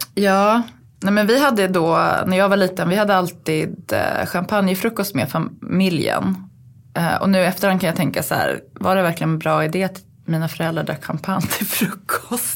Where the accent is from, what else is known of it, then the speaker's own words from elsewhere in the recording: Uppsala, Uppsala County, Sweden; moved away; jag kommer ju från Uppsala